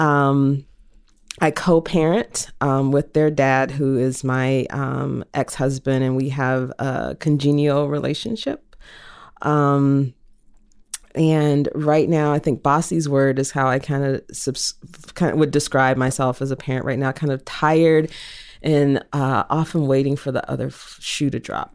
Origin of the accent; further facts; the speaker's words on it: the South, United States; I was raised in the South